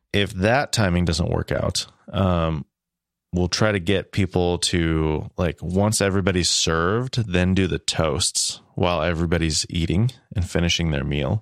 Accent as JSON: {"language": "English", "region": "Midwest", "country": "United States", "said": "I am a Midwesterner"}